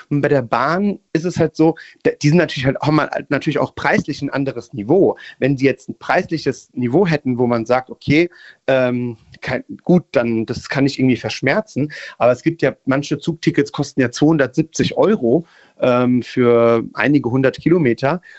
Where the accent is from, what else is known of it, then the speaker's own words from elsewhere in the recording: Italy; ich hab, bin Italiener